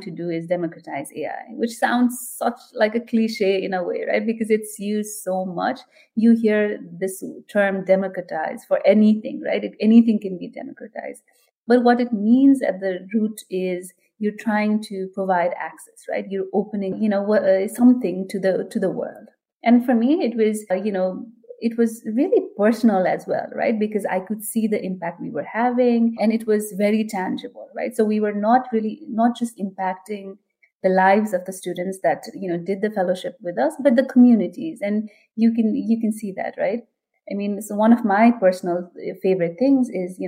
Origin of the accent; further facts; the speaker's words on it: Nepal; now in New Jersey, United States; I am originally from Nepal